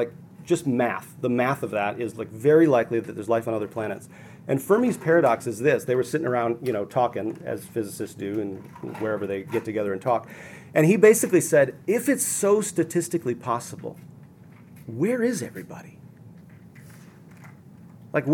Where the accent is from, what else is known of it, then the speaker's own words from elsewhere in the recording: Minnesota, United States; I grew up in Minnesota